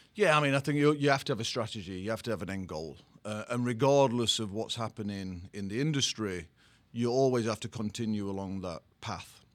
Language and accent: English; England, United Kingdom; accent: English; moved away as an adult; also born or lived in Sweden; now in New Jersey, United States